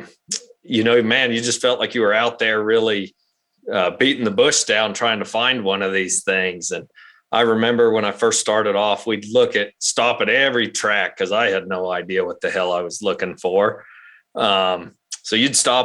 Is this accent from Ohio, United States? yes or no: no; Roswell, New Mexico, United States; We're from Roswell, New Mexico originally, and that's where we still live today.